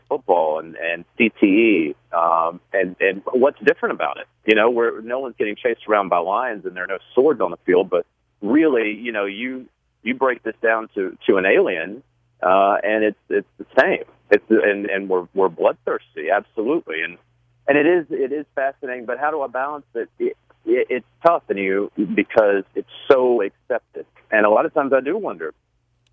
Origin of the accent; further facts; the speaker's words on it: Shelby, North Carolina, United States; growing up in Shelby, North Carolina, you know, small town